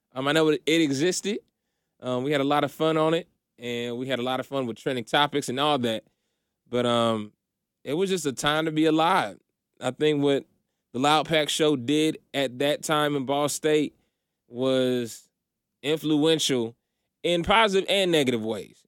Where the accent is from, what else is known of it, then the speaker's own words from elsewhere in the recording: Indiana, United States; moved away as an adult; also born or lived in Philippines; now in Atlanta, United States; moved to Indiana when I was, like, maybe one or two years old, and that's my childhood home.